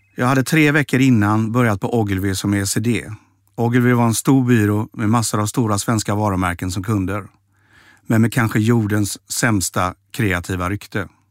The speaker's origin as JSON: {"language": "Swedish", "town": "Mölndal", "region": "Västra Götaland", "country": "Sweden", "tie": "born or raised there", "also_born_or_lived": "Stockholm", "moved": "yes", "said": "Jag växte upp i Mölndal"}